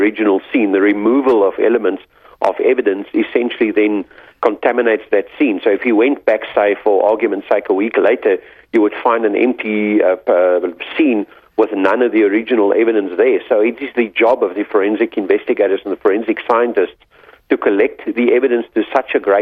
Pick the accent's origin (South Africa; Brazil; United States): South Africa